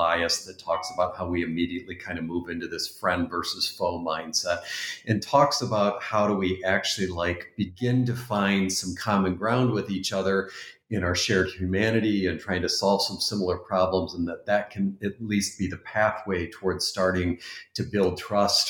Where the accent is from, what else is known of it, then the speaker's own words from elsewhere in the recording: Canada; the Canadian home that I was brought up